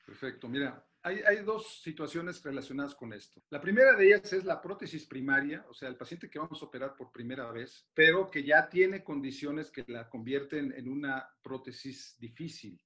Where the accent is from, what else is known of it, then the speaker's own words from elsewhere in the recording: Mexico City, Mexico; Orgullosamente soy del rumbo de Santa Julia, de la colonia San Rafael